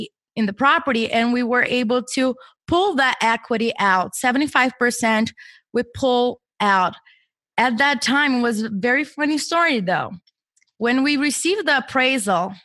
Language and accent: English; Brazil; moved away as an adult; now in United States; I was born and raised in Brazil, and I came to the U.S. for my master's degree